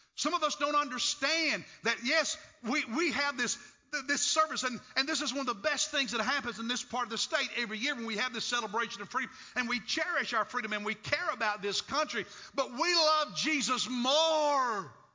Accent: United States; accent: hillbilly; I'm an American citizen

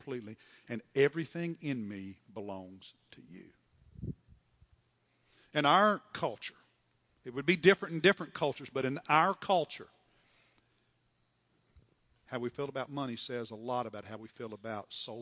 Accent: Kentucky, United States; I'm from Kentucky.

